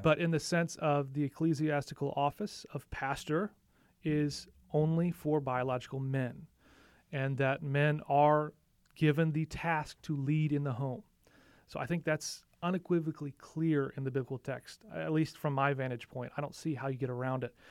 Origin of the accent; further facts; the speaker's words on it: St. Louis, Missouri, United States; moved away; also born or lived in Nashville / Illinois; I grew up in primarily the Midwest. So I have, I lived in Nashville for a couple of years, but primarily Saint Louis area, both sides of the river